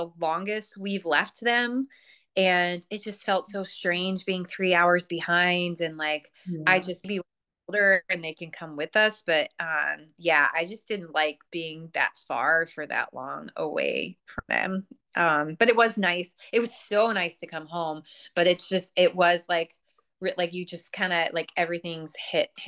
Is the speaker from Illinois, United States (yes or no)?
yes; Chicago, Illinois, United States; I'm from Chicago